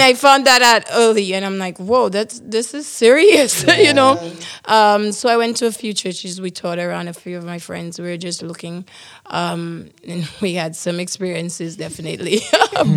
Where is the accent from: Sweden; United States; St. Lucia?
St. Lucia; moved away as an adult; now in Canada; I am from the beautiful island of San Lucia